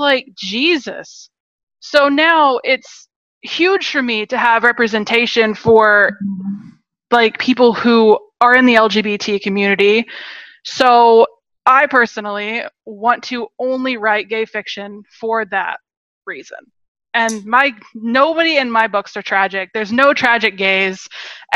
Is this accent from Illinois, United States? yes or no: no; Seattle, Washington, United States; also born or lived in Rock Hill, South Carolina; now in San Francisco, United States; I grew up in Seattle